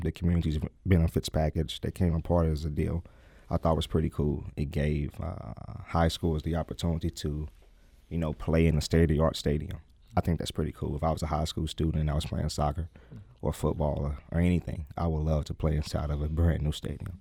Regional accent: St. Louis, Missouri, United States; I am a product of Saint Louis. I, I lived in Saint Louis all my life. I lived in North City all my life. I grew up in the Vail neighborhood

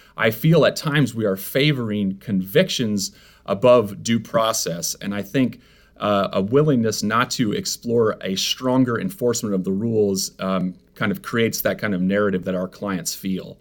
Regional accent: Iowa, United States; now in Missouri, United States; I'm from Iowa, and I have, my family practices law in Iowa

